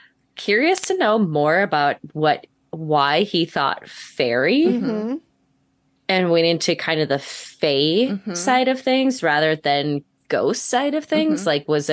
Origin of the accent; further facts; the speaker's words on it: Tennessee, United States; I'm from Tennessee, too.